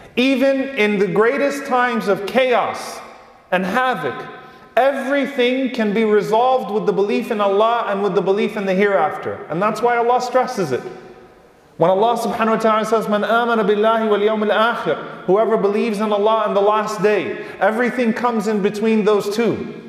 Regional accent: United States; the privilege that we've had as American Muslims this entire time

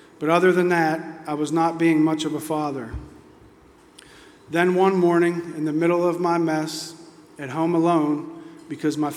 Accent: Oakmont, Pennsylvania, United States; I'm originally from Pittsburgh, Pennsylvania, from a small town called Oakmont. I grew up without my father

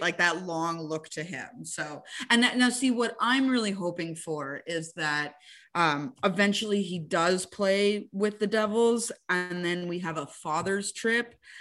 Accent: Montreal, Quebec, Canada; I'm from Montreal and that I covered the team for so long

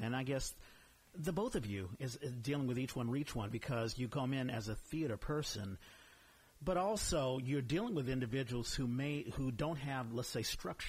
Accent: Washington, District of Columbia, United States; moved away; I'm from the East Coast.

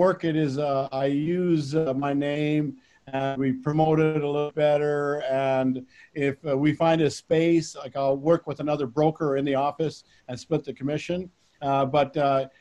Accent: Saskatchewan, Canada; now in Philadelphia, United States; I grew up in Saskatchewan, Canada, with a town of 300 people.

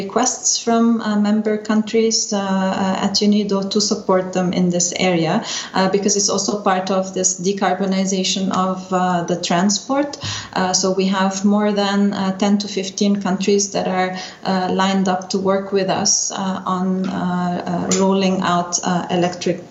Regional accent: Lebanon; moved away as an adult; now in Vienna, Austria; I'm from Lebanon originally

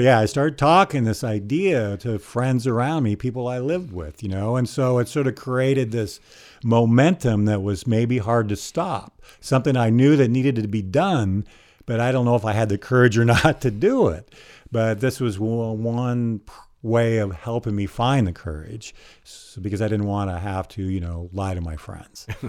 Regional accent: Eugene, Oregon, United States; I grew up here in Eugene, and I was a distance runner at North Eugene High School

